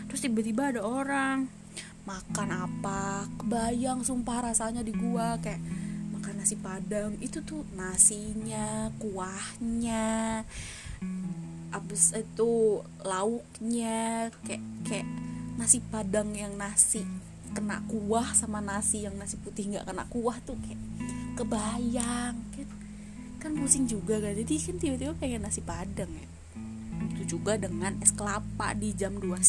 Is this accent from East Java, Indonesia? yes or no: no; Tangerang, Banten, Indonesia; gue warga Tangerang asli nih kecil di Tangerang gede di Tangerang main di Tangerang gitu